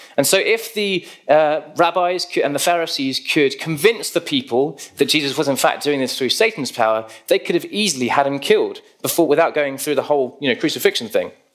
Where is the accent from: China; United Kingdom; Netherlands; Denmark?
United Kingdom; we're British